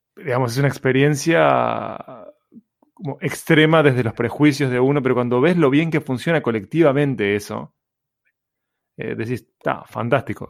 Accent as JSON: {"language": "Spanish", "region": "Montevideo", "country": "Uruguay", "tie": "born or raised there", "said": "Nací en Uruguay."}